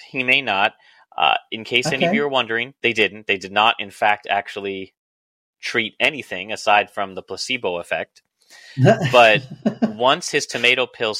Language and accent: English; Chicago, Illinois, United States; I am from Chicago